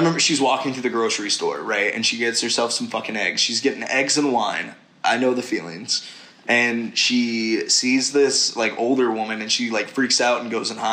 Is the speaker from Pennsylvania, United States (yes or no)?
no; Tennessee, United States; I grew up in Tennessee.